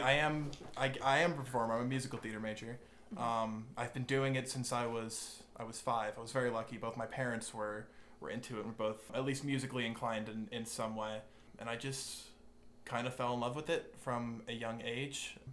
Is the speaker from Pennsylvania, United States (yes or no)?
no; Pelham, New York, United States; moved away as an adult; now in Cullowhee, United States; I'm originally from from Westchester, New York, in a very small town called Pelham